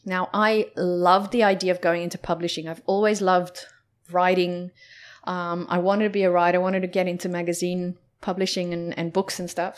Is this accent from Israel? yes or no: no; South Africa; moved away; growing up in South Africa